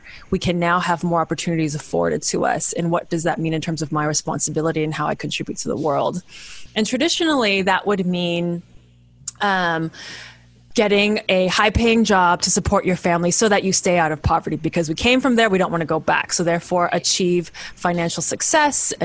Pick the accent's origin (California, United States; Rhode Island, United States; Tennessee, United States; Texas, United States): California, United States; Bay Area; also born or lived in Kenya / Zambia; I am a third generation Chinese American, born and raised in the Bay Area